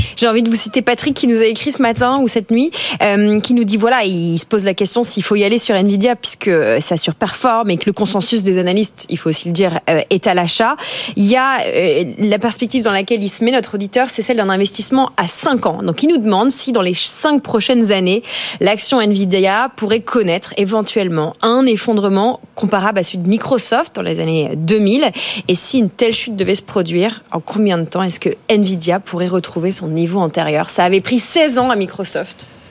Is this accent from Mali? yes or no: no; France; Les Français